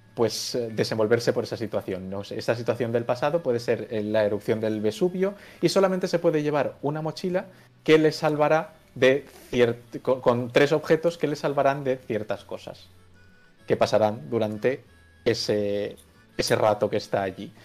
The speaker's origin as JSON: {"language": "Spanish", "town": "Valencia", "region": "Valencian Community", "country": "Spain", "moved": "as an adult", "lives_now": "Zaragoza, Spain", "said": "ahora mismo estoy viviendo en Zaragoza, pero soy de Valencia."}